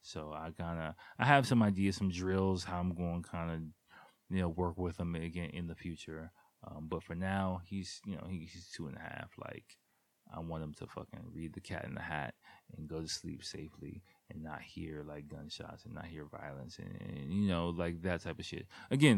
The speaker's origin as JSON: {"language": "English", "town": "Washington", "region": "District of Columbia", "country": "United States", "tie": "born or raised there", "said": "especially growing up in Washington, D.C. Nothing like, again, I love Washington, D.C."}